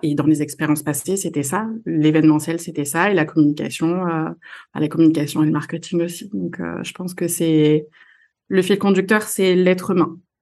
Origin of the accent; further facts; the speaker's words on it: Marseille, Provence-Alpes-Côte d'Azur, France; moved away as an adult; now in Lille, France; je suis marseillaise, marseillaise d'origine, mais je vis à Lille depuis